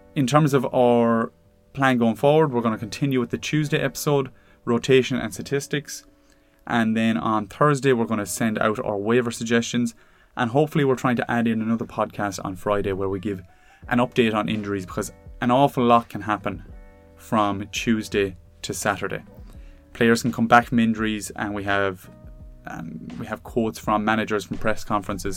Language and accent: English; Ireland; as an Irishman